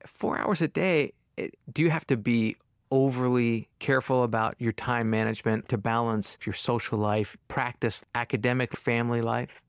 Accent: Long Island, New York, United States; I'm also from Long Island

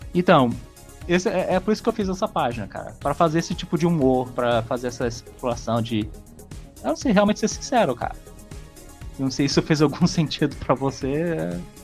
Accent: Minas Gerais, Brazil; eu sou de Minas Gerais

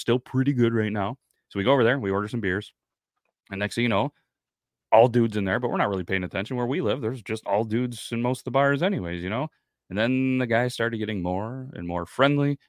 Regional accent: United States; as an American

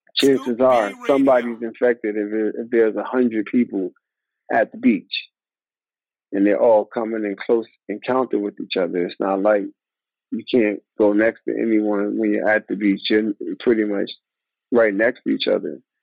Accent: New York, United States; born or raised there; moved away as an adult; also born or lived in Atlanta / Minnesota

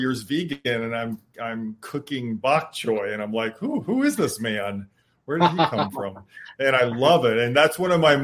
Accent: Michigan, United States; I grew up in Michigan

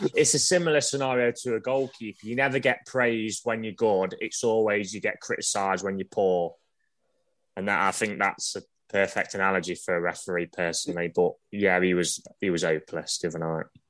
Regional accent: Ilkeston, East Midlands, United Kingdom; I come from Ilkeston

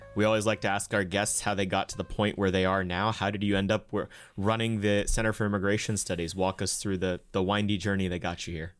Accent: United States; also born or lived in India; my dad moved to the United States in nineteen ninety-six. We moved in nineteen ninety-eight, right after I was born

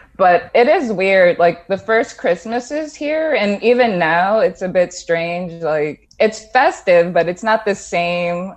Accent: Jersey City, New Jersey, United States; moved away as an adult; also born or lived in Bronx, New York / Brooklyn, New York; I grew up in the Bronx and then Jersey City

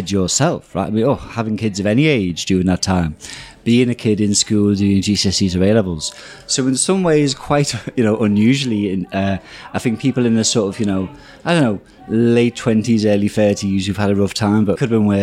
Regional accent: Liverpool, North West England, United Kingdom; I'm from Liverpool

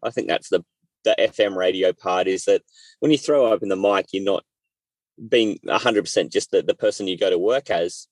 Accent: Australia; I'm Australian and I've uh, lived in Australia my whole life

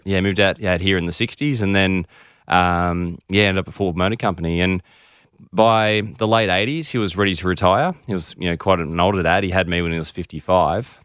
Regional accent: Melbourne, Victoria, Australia; also born or lived in United Kingdom; We're actually from Melbourne

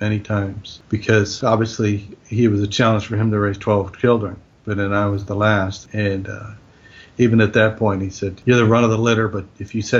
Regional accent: United States; we're American

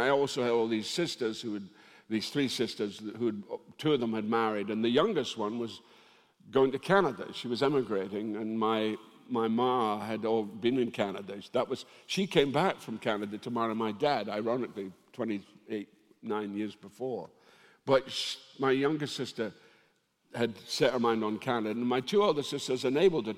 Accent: Dundee, Scotland, United Kingdom; My family originally came from Ireland to work in the jute mills of Dundee, and it was the women. My hometown, it's very matriarchal.

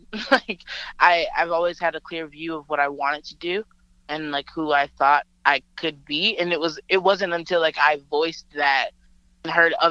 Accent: Montgomery, Alabama, United States; moved away; my hometown is Montgomery

